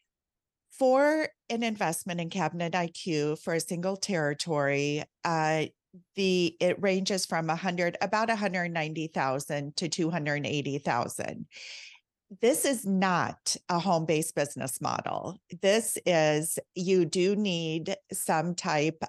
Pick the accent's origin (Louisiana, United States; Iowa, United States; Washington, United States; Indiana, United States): Iowa, United States; moved away as an adult; now in South Florida, United States; I'm from Iowa and we moved to South Florida 3 years ago